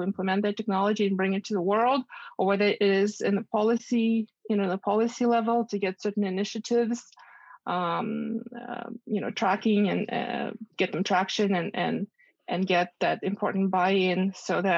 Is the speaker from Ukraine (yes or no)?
yes; Ukraine; moved away as an adult; also born or lived in Boston, United States; now in United States; growing up in Ukraine